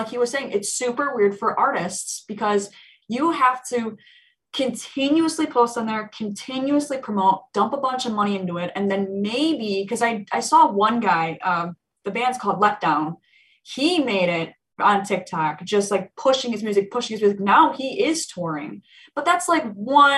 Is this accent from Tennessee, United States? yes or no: no; Plainfield, Illinois, United States; a place where I grew up around in Plainfield, Illinois